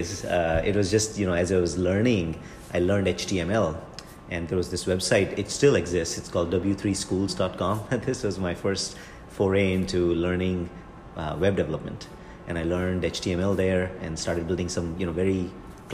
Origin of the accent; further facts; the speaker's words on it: India; moved away; I'm originally from India